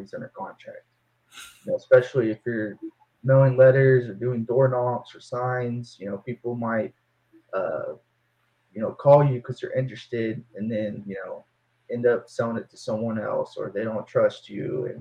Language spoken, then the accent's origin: English; Denton, Texas, United States; now in Fort Worth, United States; I'm from Denton, Texas, originally. I live in Fort Worth now, Cowtown, they call it